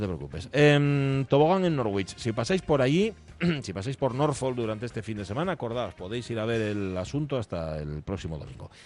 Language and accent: Spanish; Gijón, Asturias, Spain; Yo soy muy de Gijón, muy de Gijón